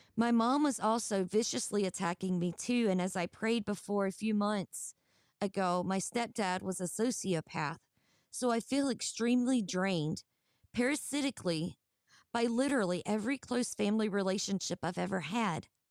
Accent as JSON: {"language": "English", "region": "Georgia", "country": "United States", "said": "I'm actually from Georgia"}